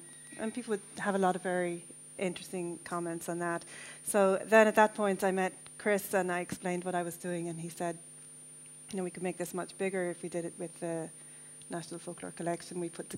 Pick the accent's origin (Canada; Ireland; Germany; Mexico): Ireland; New Ross, Leinster; I'm from New Ross originally